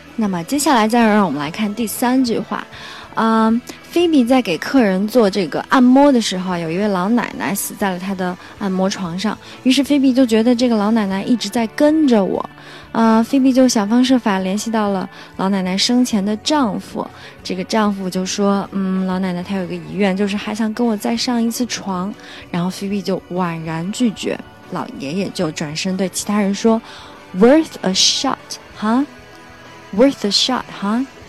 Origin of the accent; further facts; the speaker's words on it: China; 我们中国人